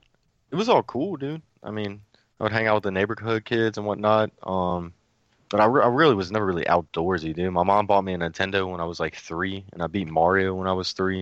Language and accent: English; Baton Rouge, Louisiana, United States; From Baton Rouge, man. From Baton Rouge. I'm currently 27, I believe.